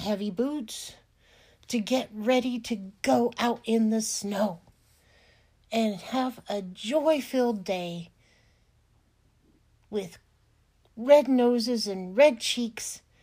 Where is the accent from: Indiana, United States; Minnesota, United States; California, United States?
California, United States; moved away; I grew up in California in a place that never got any snow